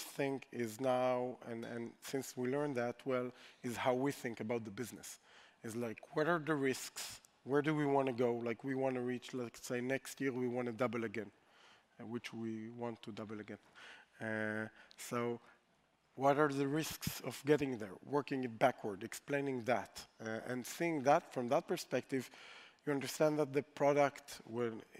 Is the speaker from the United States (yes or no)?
no; Israel; we're from Israel